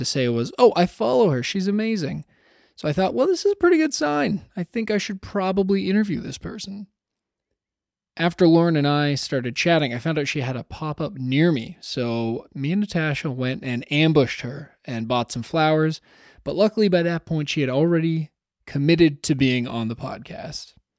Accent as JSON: {"language": "English", "town": "Toronto", "region": "Ontario", "country": "Canada", "tie": "born or raised there", "said": "Toronto, Ontario, which is, of course, my hometown."}